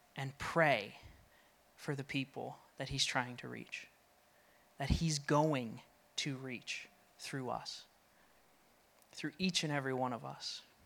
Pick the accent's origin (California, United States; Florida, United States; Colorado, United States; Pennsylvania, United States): Colorado, United States; now in New England, United States; I'm from Colorado and moved here